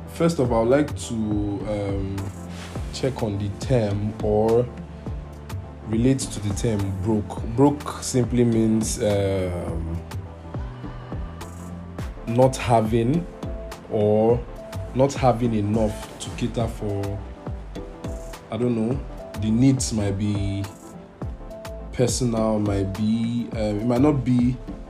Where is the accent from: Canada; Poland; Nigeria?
Nigeria; I am Nigerian